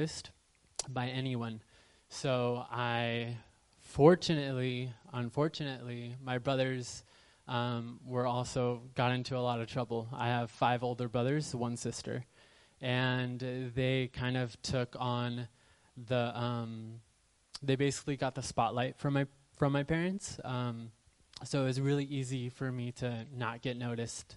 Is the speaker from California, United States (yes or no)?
yes; Southern California, United States; born and raised in Southern California